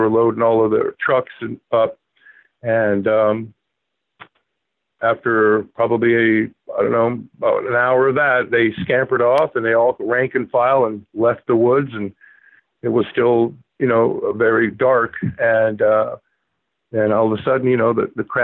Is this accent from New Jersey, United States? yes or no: no; Palm Beach County, Florida, United States; moved away as an adult; now in New Hampshire, United States; I was born and raised in Palm Beach County